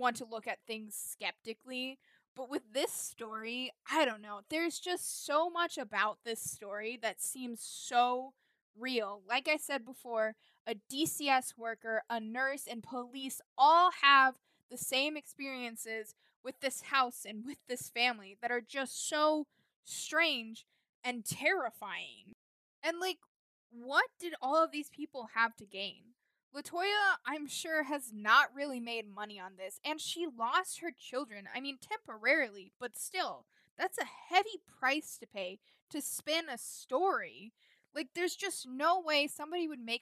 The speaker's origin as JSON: {"language": "English", "region": "Indiana", "country": "United States", "tie": "born or raised there", "said": "my home state of Indiana"}